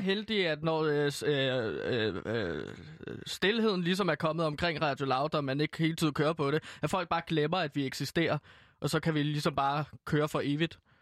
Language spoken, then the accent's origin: Danish; Herlev, Capital Region of Denmark, Denmark; jeg er jo fra Herlev